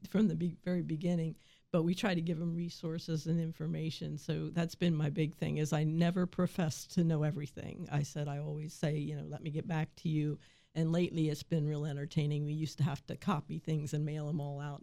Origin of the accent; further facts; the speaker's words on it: Waynesboro, Pennsylvania, United States; I grew up in this valley, I grew up in Waynesboro